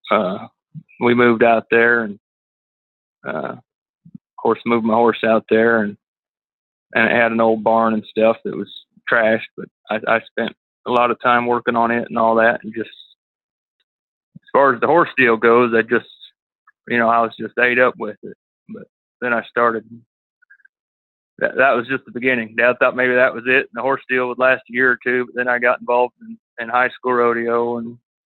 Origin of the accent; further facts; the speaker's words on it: Runnels, Iowa, United States; now in Ranger, Texas, United States; I was raised in Iowa, not Idaho, but Iowa